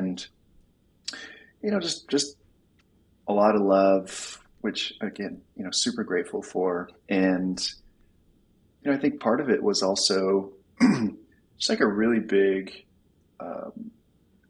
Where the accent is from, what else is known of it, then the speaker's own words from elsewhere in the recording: Tucson, Arizona, United States; Grew up in Tucson, Arizona